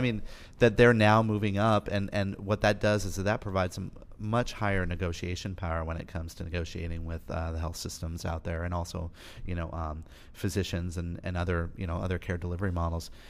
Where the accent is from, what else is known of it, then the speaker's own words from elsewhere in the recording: Colorado, United States; moved away; I'm from Colorado